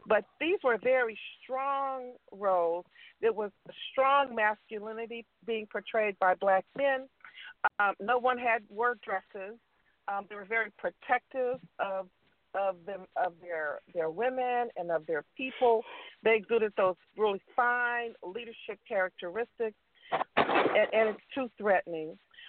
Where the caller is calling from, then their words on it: West Coast, United States; I'm stuck in traffic. It's horrible. But anyway, and I'm calling from the West Coast.